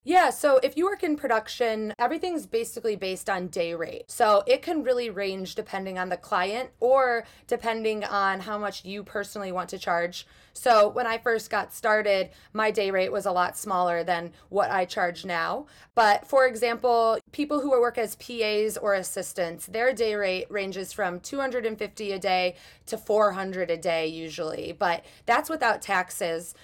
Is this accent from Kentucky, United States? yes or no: no; Chicago, Illinois, United States; also born or lived in Los Angeles / Michigan; I'm originally from Chicago, but I work a lot in Los Angeles.